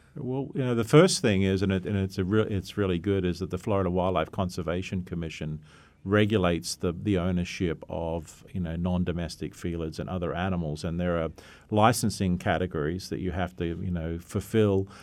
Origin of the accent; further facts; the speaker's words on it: Australia; moved away; I come from Australia. That's where I graduated from